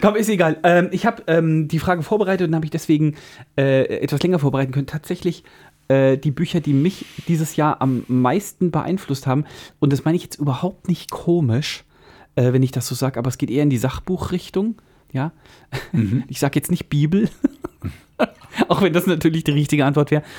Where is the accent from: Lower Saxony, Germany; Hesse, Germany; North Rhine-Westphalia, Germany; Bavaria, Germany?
Hesse, Germany; Central; bei uns in Mittelhessen